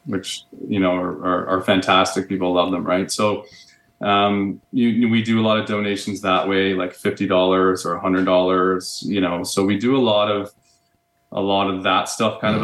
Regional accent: Barrie, Ontario, Canada; moved away as an adult; also born or lived in Whistler / Toronto; now in Calgary, Canada; I grew up in Ontario. Okay. Uh, grew up uh, an hour north of Toronto in um, beautiful Barrie, Ontario

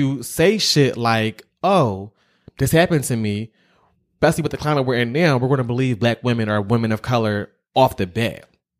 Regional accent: Philadelphia, Pennsylvania, United States; I'm from Philly.

